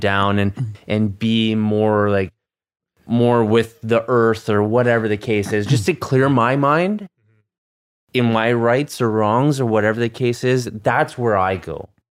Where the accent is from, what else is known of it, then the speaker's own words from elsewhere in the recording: Canada; we're Canadian